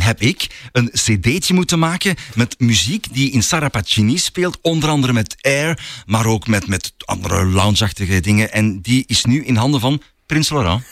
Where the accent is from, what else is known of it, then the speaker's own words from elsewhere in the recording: Flanders, Belgium; accent: Flemish; met de Vlaamse tongval